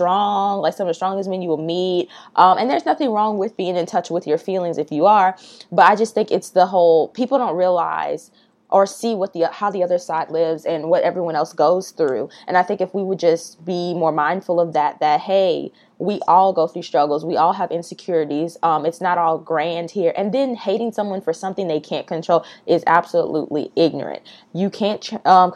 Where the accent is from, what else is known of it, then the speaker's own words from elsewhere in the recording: the South, United States; Growing up in the South